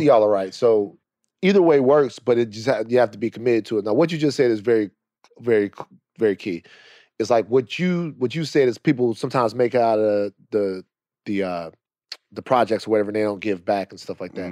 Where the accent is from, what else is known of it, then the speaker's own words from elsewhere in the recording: Baton Rouge, Louisiana, United States; also born or lived in Los Angeles; I'm from Louisiana, Baton Rouge